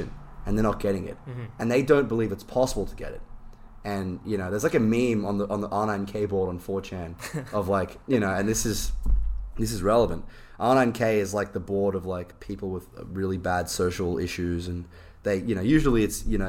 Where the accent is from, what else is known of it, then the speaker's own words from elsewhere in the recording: Australia; I'm Australian